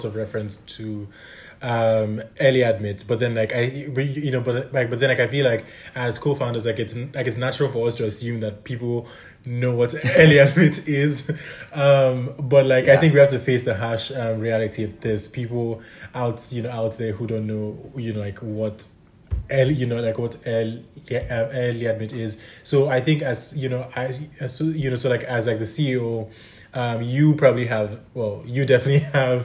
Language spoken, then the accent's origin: English; Nigeria; now in London, United Kingdom; I'm from Nigeria.